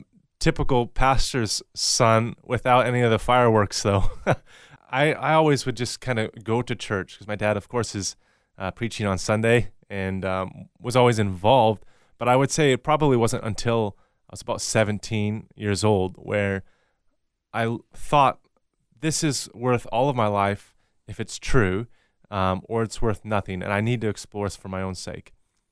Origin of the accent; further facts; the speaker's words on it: Sedro-Woolley, Washington, United States; And I was born in Cedarwoolley, Washington, and that's about an hour north of Seattle on the west coast of the U.S., and raised primarily in that area.